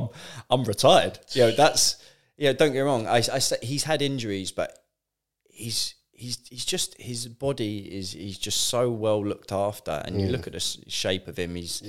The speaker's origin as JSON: {"language": "English", "town": "Guildford", "region": "South East England", "country": "United Kingdom", "tie": "born or raised there", "said": "See, now, obviously, growing up in Guildford, I was a Man United fan."}